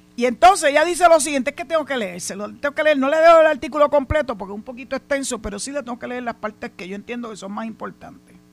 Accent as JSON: {"language": "Spanish", "country": "Puerto Rico"}